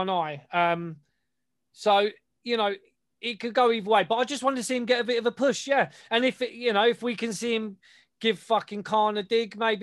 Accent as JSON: {"language": "English", "country": "United Kingdom", "said": "we're British"}